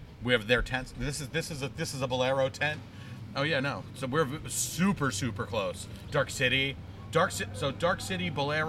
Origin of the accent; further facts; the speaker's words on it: New Jersey, United States; We're all three of us are all Jersey born and bred.